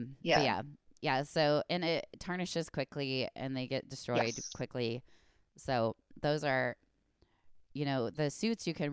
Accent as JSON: {"language": "English", "town": "Fort Wayne", "region": "Indiana", "country": "United States", "tie": "born or raised there", "said": "I did it right there in my hometown"}